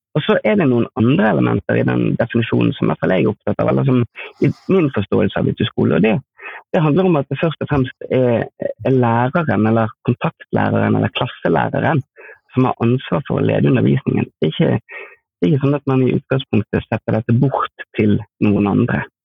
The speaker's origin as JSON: {"language": "Norwegian", "town": "Askøy", "region": "Vestland", "country": "Norway", "said": "jeg kommer fra Askøy utenfor Bergen"}